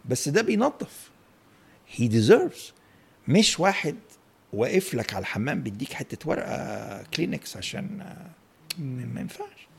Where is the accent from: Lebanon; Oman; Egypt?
Egypt; احنا هنا مصري